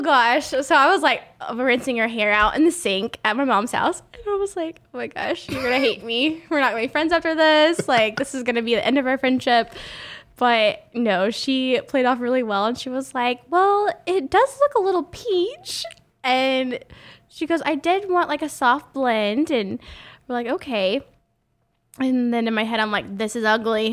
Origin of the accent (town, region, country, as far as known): Oklahoma, United States; born or raised there; moved away